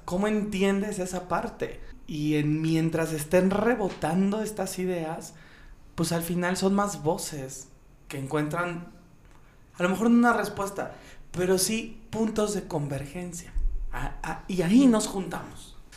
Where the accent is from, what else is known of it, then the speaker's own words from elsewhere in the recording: Mexico; los privilegios más grandes que tenemos como mexicanos